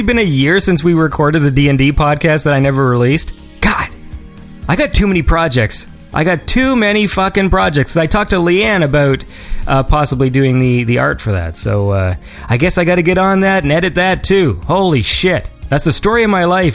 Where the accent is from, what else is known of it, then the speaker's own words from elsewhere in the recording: hometown in Ontario, Canada; now in Toronto, Canada; that smoke reached me in my hometown